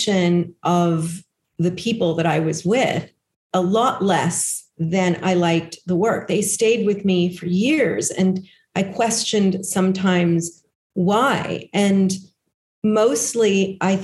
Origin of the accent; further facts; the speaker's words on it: Los Angeles, California, United States; I grew up in Los Angeles.